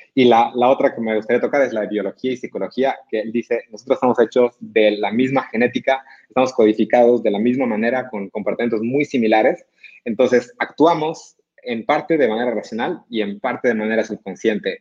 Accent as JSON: {"language": "Spanish", "region": "Cochabamba", "country": "Bolivia", "moved": "as an adult", "lives_now": "Monterrey, Mexico", "said": "Yo soy boliviano, nací en Cochabamba, eh, estudié aquí en Monterrey"}